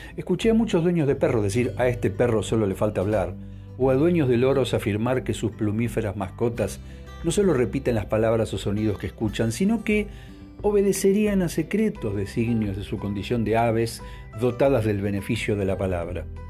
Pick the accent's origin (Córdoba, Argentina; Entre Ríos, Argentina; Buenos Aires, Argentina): Buenos Aires, Argentina; also born or lived in Bariloche; el departamento de Caballito donde crecí una vez que nos mudamos de Bariloche